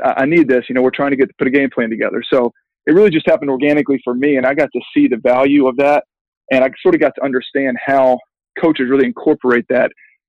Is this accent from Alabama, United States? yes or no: yes; Birmingham, Alabama, United States; also born or lived in Massachusetts; I'm from Birmingham, Alabama, but as you alluded to, I went to Harvard for my undergrad.